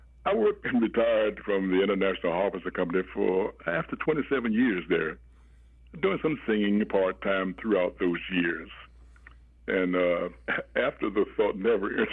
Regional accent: Washington, District of Columbia, United States; now in Indianapolis, United States; I was born and raised in Washington, D.C.

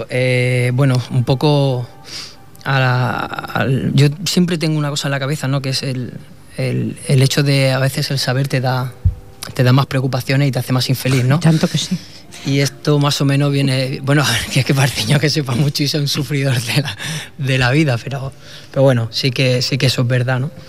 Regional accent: Sabadell, Catalonia, Spain; Yo soy de Sabadell.

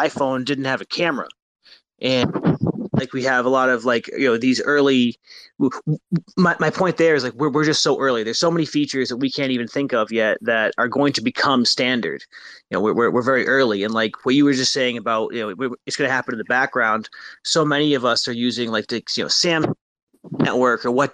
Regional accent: Maine, United States; now in Massachusetts, United States; Now, I am from Maine, USA. I currently live in Massachusetts, but I'm from Maine.

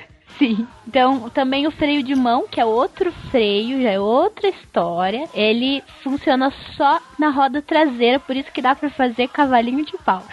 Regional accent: Minas Gerais, Brazil; eu sou de Minas

